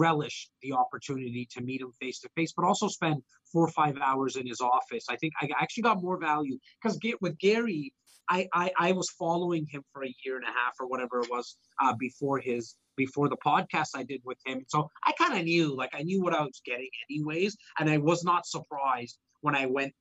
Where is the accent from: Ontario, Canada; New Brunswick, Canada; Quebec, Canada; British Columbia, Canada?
Ontario, Canada; Toronto; my hometown of Rexdale.